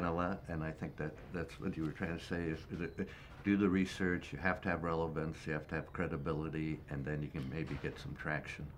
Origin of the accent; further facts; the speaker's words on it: Toronto, Ontario, Canada; My hometown, Toronto